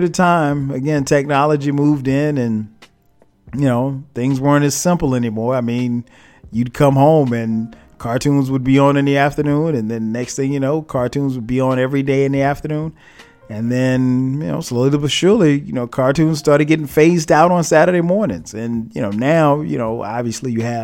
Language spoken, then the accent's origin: English; Florence, South Carolina, United States; moved away as an adult; now in Atlanta, United States; back where I'm from Florence, South Carolina